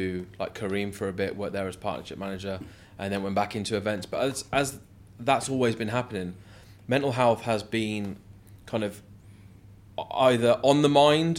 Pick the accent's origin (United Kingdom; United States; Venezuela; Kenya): United Kingdom; Coventry, West Midlands; moved away as an adult; also born or lived in London; So I'm originally from England, a place called Coventry.